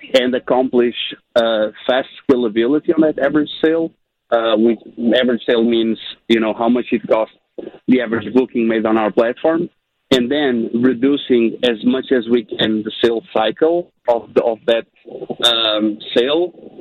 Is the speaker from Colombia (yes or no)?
no; Portugal; moved away; Originally, I'm from Portugal, Europe